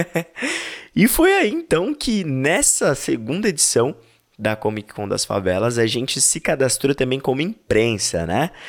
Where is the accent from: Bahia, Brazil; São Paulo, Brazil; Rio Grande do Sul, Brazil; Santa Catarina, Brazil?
São Paulo, Brazil; A gente é daqui da Zona Leste de São Paulo